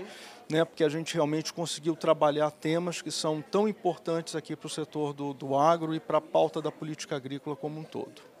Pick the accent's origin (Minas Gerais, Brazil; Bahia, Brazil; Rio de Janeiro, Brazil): Rio de Janeiro, Brazil; accent: carioca; moved away; also born or lived in Viçosa / Piracicaba; eu sou carioca, né? O uhum. sotaque não nega